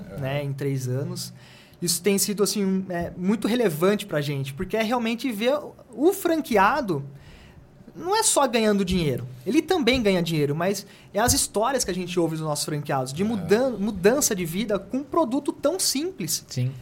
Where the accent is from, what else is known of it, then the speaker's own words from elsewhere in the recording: Jundiaí, São Paulo, Brazil; eu sou de Jundiaí